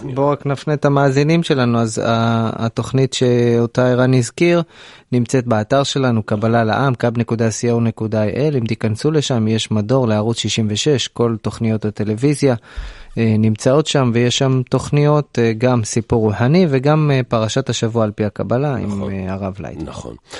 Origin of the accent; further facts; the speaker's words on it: Israel; אני מושבניק